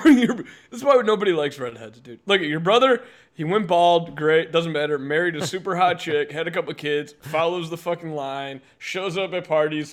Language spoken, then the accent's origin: English; United States; Because I'm American.